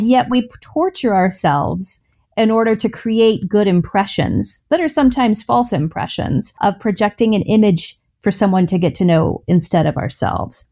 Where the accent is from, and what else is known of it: the South, United States; born or raised there